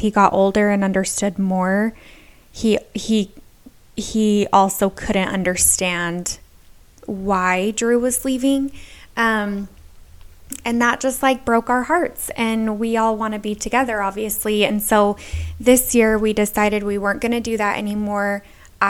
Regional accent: Utah, United States; moved away as an adult; now in North Carolina, United States; we are originally from Utah

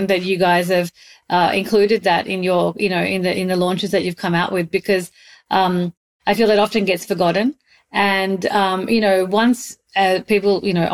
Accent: Australia; moved away; also born or lived in Mumbai, India; I grew up in Australia, but I spent a big chunk of my life in Mumbai

